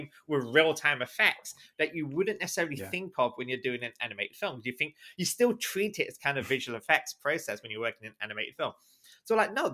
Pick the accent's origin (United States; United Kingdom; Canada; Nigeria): United Kingdom; London; also born or lived in Islington, London / Walthamstow, London / North of England; I'm in London, and I was actually born in London. Specifically, I was born in Islington, and even more specifically, Holloway Road. So if those of you who know Holloway Road, North London, that's where I'm from. But obviously, you know, we moved around, you know, we moved up to, like, you know, East London